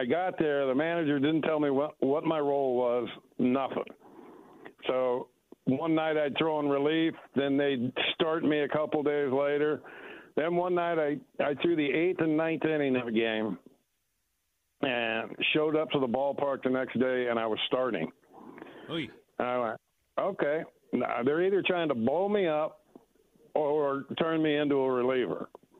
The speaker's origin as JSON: {"language": "English", "region": "Oregon", "country": "United States", "tie": "born or raised there", "also_born_or_lived": "Santa Ana, California", "said": "I was born in Santa Ana, California, and we left there, I believe, when I was four. So growing up in Oregon, it was awesome."}